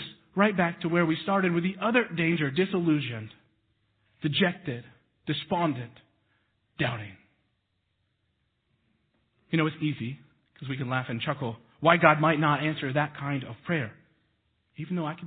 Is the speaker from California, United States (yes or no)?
no; Texas, United States; now in Missouri, United States; I was born in Texas